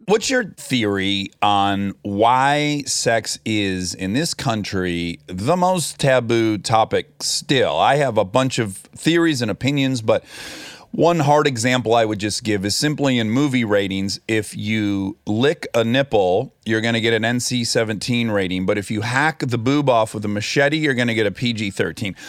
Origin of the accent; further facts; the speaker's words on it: Oakland County, Michigan, United States; accent: Michigan; moved away; we're both from, not just Michigan, but we're both from Oakland County.